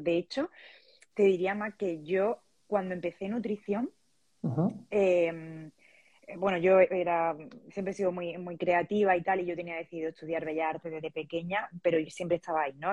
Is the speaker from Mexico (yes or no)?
no; Andalusia, Spain; moved away as an adult; now in Valencia, Spain; soy andaluza, pero vivo en Valencia. Y bueno, aquí llevo unos eh, cuatro años